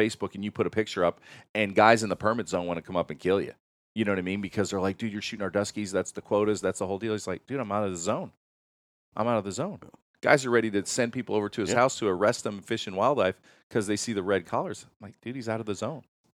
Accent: Pennsylvania, United States; Listen, I love shooting big honkers. I grew up in Pennsylvania.

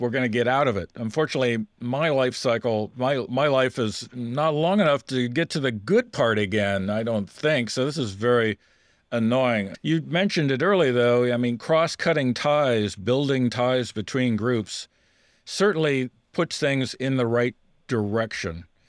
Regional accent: United States; I, as an American

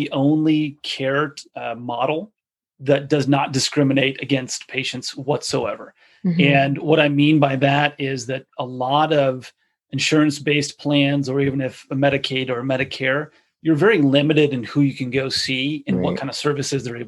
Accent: United States; as an American consumer

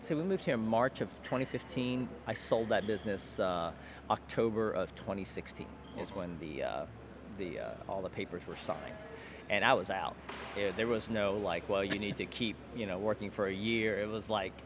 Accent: Alabama, United States; moved away as an adult; also born or lived in Chattanooga, Tennessee; now in Baltimore, United States; I grew up in Alabama.

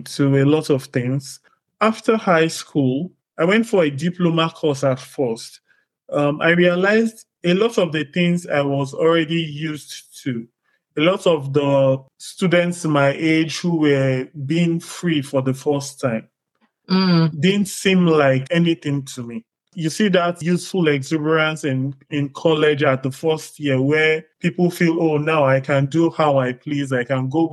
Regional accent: Warri, Delta, Nigeria; moved away as an adult; now in Canada; I grew up in Nigeria, spent the first 3 decades of my life in Nigeria. High school, I went to high school in a place called Warri.

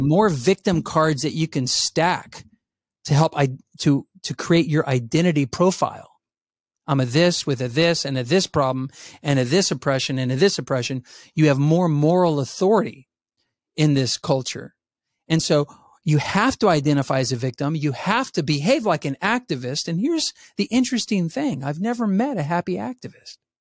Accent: San Antonio, Texas, United States; I grew up in San Antonio, Texas, where I was a minority

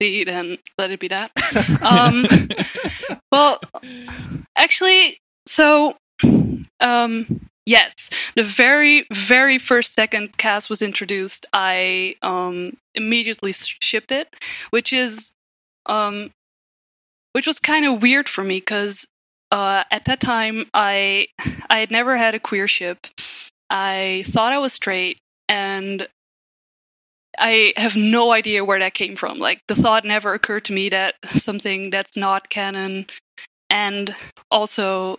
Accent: Netherlands; I'm from the Netherlands, which is in Europe

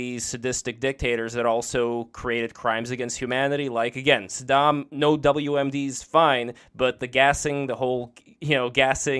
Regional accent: Russia; now in United States; Maybe it's because I was born in Russia and moved to America, so I wasn't born in America. I always felt kind of like an outsider.

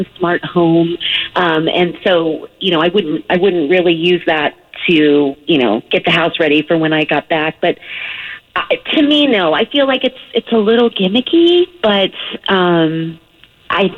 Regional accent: Southern California, United States; I'm from Southern California

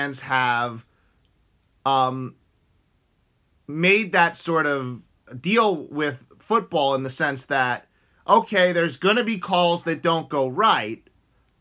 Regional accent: United States; I'm from the United States

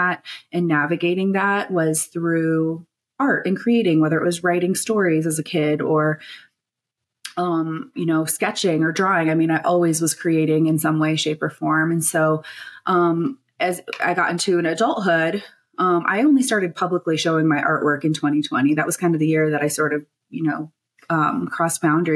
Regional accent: Standing Rock Sioux Nation, North Dakota, United States; now in Denver, United States; I come from the Standing Rock Sioux Nation of North Dakota, but currently reside in Denver, Colorado.

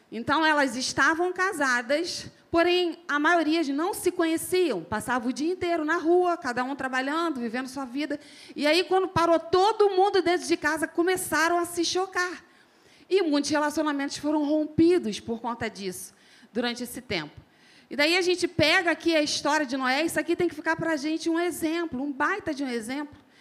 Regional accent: Rio de Janeiro, Brazil; accent: carioca; Um sotaquezinho bem carioca para vocês. Já falaram para mim que eu arrasto muito mais do que ele, que eu falo muito mais do chiado, né?

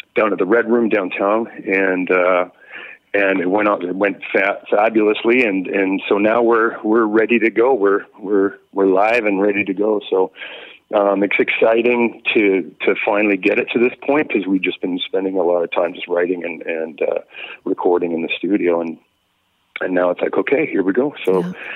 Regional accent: Victoria, British Columbia, Canada; also born or lived in North Vancouver; I was born in North Vancouver, but I came up in the Victoria scene

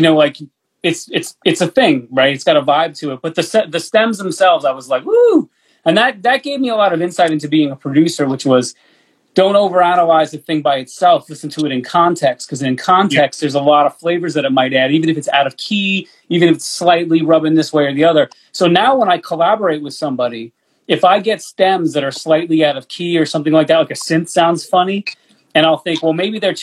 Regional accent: New York, United States; as a New Yorker

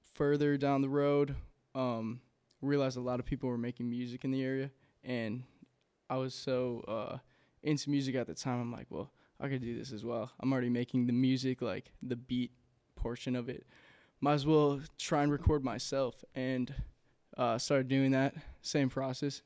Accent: Inver Grove Heights, Minnesota, United States; also born or lived in Saint Paul, Minnesota; from Invergrove Heights, uh, Minnesota. Uh, grew up there my entire childhood

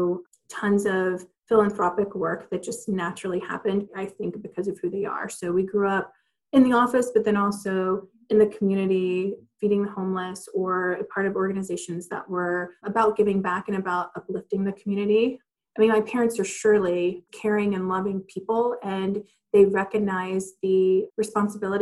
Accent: Athens, Georgia, United States; So I'm originally from Athens, Georgia, which is a college town in Georgia

